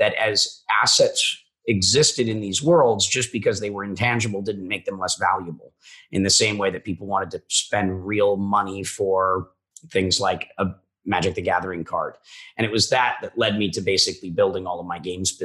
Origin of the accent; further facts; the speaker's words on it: Minnesota, United States; I'm a kid from Minnesota